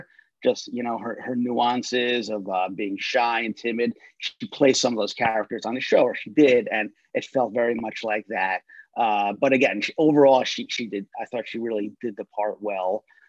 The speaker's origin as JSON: {"language": "English", "town": "Rockaway", "region": "New Jersey", "country": "United States", "tie": "born or raised there", "said": "I grew up in Rockaway, New Jersey by the Rockaway Mall."}